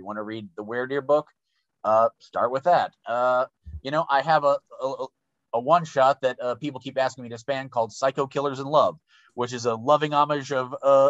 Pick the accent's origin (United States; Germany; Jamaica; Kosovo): United States; the American South; I'm a Southerner myself